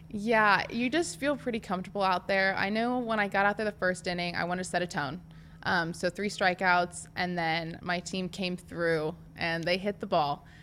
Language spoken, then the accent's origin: English; Nebraska, United States; I'm from Nebraska and I played for Nebraska.